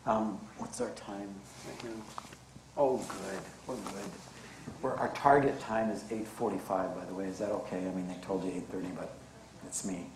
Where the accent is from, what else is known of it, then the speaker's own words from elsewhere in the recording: Canada; born there; But I was born Canadian, and I love being Canadian.